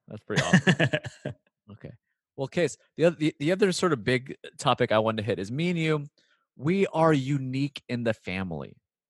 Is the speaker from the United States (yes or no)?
yes; San Fernando Valley, California, United States; I've had my own experience being a mixed guy moving about, growing up in San Fernando Valley.